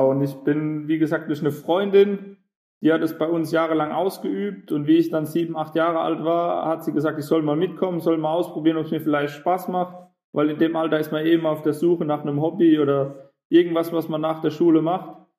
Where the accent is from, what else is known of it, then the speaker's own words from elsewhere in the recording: Gorxheimertal, Hesse, Germany; Ich komme aus der Nähe von Heidelberg, aus dem Goxheimer Tal.